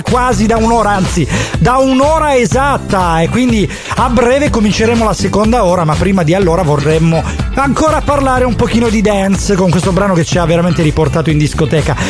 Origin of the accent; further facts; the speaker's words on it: Catanzaro, Calabria, Italy; io sono di Catanzaro